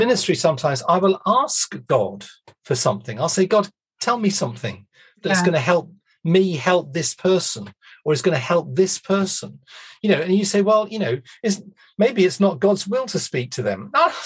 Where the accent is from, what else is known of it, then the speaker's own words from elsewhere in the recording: United Kingdom; we're British